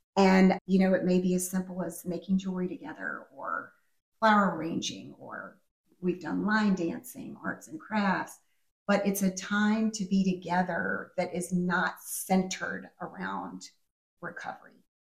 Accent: Richmond, Virginia, United States; I grew up here in Richmond

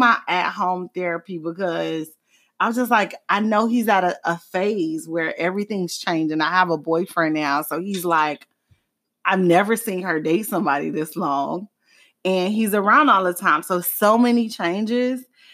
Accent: Miami, Florida, United States; growing up in Miami

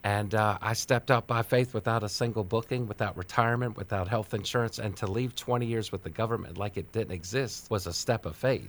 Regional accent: Washington, District of Columbia, United States; now in Maryland, United States; I was born on Capitol Hill

